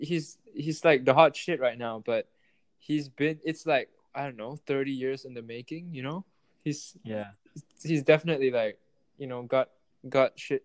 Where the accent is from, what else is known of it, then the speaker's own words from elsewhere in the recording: Malaysia; I'm from Malaysia where everything is like it's 4 ringgit